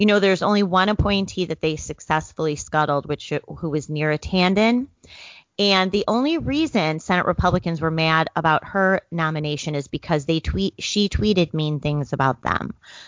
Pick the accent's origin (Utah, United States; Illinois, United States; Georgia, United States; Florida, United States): Illinois, United States; in my home state of Illinois